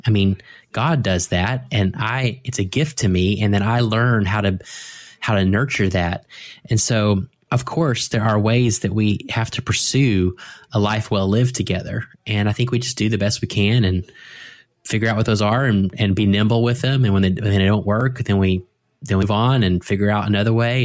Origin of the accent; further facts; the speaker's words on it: United States; as American Christians